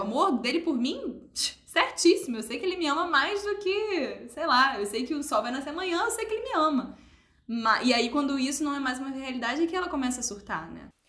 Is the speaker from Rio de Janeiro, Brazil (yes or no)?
yes; Niterói, Rio de Janeiro, Brazil; Eu que sou de Niterói